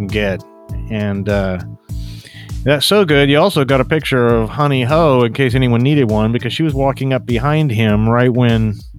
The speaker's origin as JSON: {"language": "English", "country": "South Africa", "said": "No, not American. I'm from South Africa."}